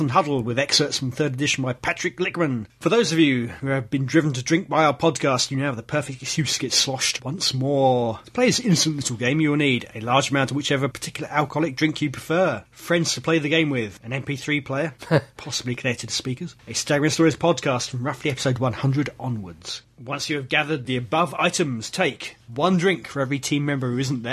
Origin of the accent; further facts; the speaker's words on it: United Kingdom; I'm British